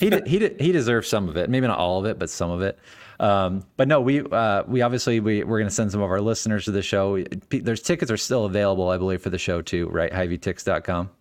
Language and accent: English; San Jose, California, United States; now in Des Moines, United States; I grew up in California, so in the Bay Area, uh, there's a lot of minor league, of, of professional baseball, but where I grew up in San Jose is the San Jose Giants